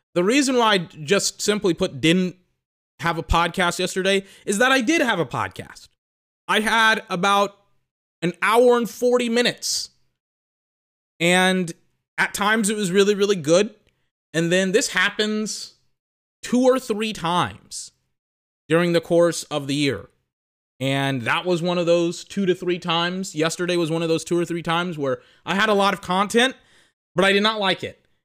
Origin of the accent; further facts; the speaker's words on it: United States; I'm American.